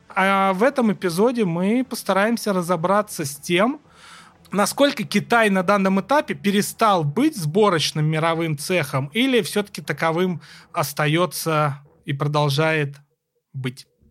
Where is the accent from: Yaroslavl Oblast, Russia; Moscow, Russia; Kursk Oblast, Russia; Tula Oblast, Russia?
Kursk Oblast, Russia; Kursk; моего родного города Курска